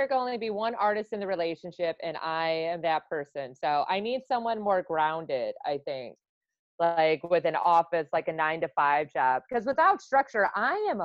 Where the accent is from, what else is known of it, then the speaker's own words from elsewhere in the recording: Wisconsin, United States; I'm from Wisconsin